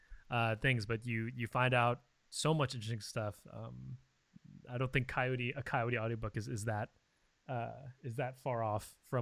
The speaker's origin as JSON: {"language": "English", "area": "Bay Area", "region": "California", "country": "United States", "tie": "born or raised there", "said": "growing up in the Bay Area"}